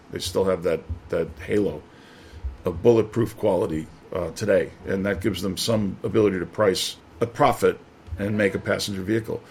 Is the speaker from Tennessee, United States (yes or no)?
no; New York, United States; moved away as an adult; also born or lived in Detroit; now in Shanghai, China; I'm from New York